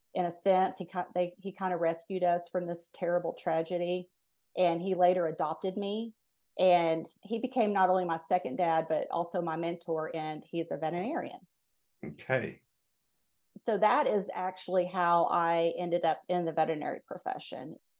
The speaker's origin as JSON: {"language": "English", "town": "Fort Worth", "region": "Texas", "country": "United States", "tie": "born or raised there", "said": "I grew up in Fort Worth, Texas"}